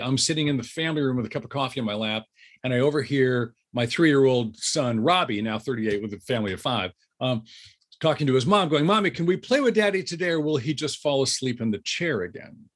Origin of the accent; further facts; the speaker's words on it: Southern California, United States; I grew up in Southern California